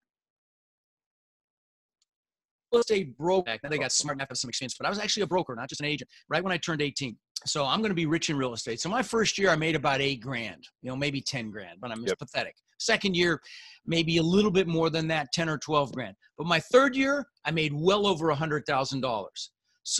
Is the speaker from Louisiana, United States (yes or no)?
no; Denver, Colorado, United States; also born or lived in Netherlands; we ended up in Denver, Colorado